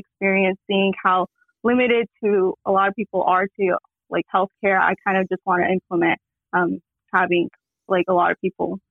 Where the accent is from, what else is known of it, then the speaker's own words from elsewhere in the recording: Las Vegas, Nevada, United States; moved away as an adult; also born or lived in Kentucky; I am from Las Vegas, Nevada.